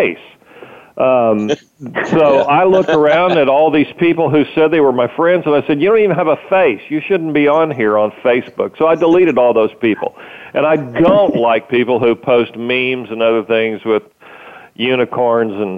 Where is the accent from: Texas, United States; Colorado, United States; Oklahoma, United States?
Oklahoma, United States; Muskogee; I grew up in Muskogee, Oklahoma